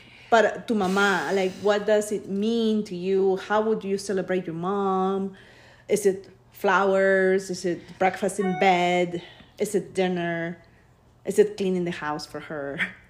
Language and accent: English; Peru; now in United States; I was born in Peru, but I've been living in the U.S. since 1998.